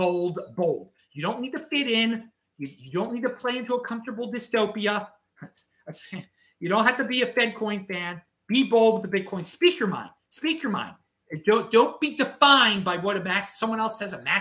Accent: Baltimore, Maryland, United States; moved away; I'm from Baltimore originally

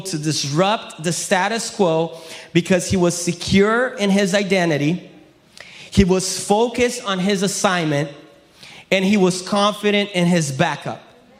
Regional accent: Brazil; English is a second language; also born or lived in Florida, United States; now in United States; I'm from Brazil, but my dad is American. My mom is Brazilian. So I grew up in Brazil

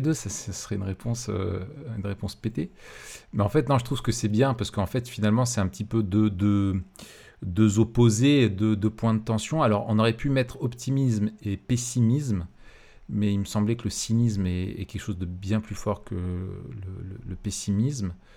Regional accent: France; je suis français

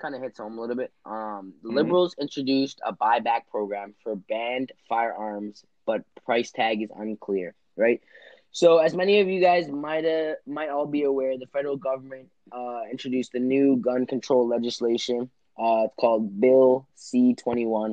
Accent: Toronto, Ontario, Canada; Toronto's a big city where we're from, and we've experienced a lot of violence living and being inhabitants of Toronto

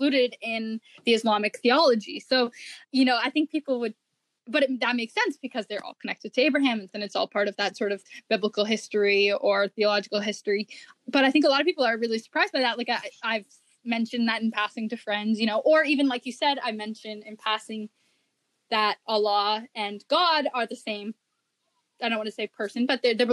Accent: Canada; being a Canadian, I'm talking from the North American perspective

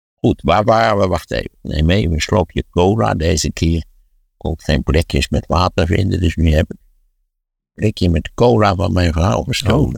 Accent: Wageningen, Gelderland, Netherlands; in Wageningen, waar ik ben opgegroeid

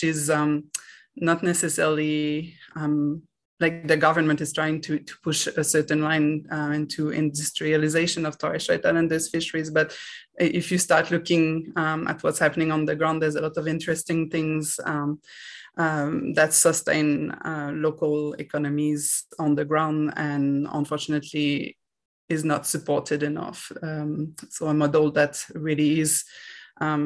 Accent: Quebec, Canada; now in Australia; I am originally from Quebec in Canada.

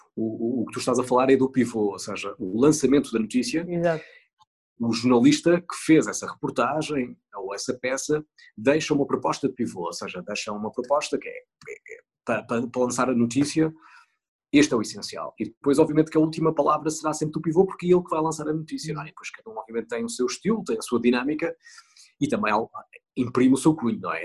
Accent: Northern Portugal, Portugal; moved away; quando vou para a minha terra no norte passar férias

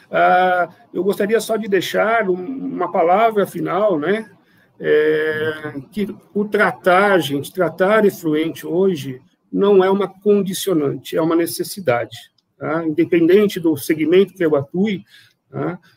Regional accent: São Paulo, Brazil; Eu venho é, de uma área muito maior, eu venho de São Paulo, né?

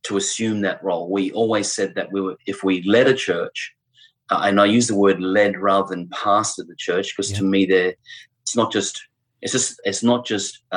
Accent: Brisbane, Queensland, Australia; moved away as an adult; also born or lived in Adelaide / United Kingdom; return back to our home city, Brisbane. I was born here

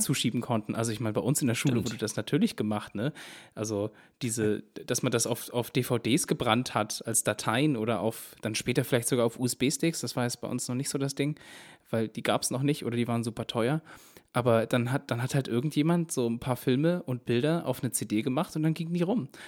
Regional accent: Baden-Württemberg, Germany; moved away; ich komme ja eigentlich ursprünglich aus Baden-Württemberg

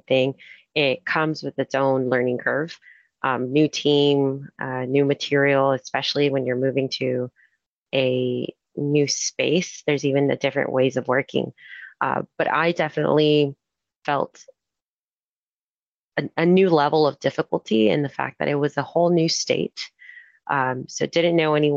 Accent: Houston, Texas, United States; moved away as an adult; now in Anaheim, United States; I'm originally from Houston

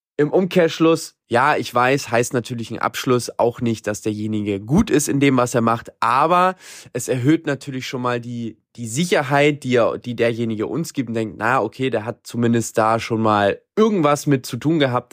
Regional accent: Germany; now in Latin America; Bei uns in Deutschland

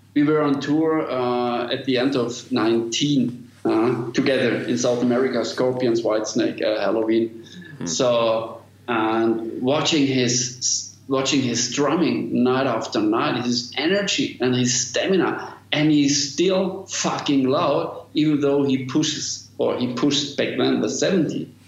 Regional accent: Germany; English is a second language; I'm from Germany.

